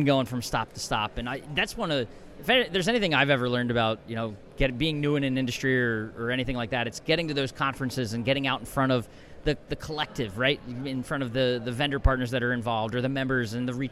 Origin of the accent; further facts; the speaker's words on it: Philadelphia, Pennsylvania, United States; Philadelphia boy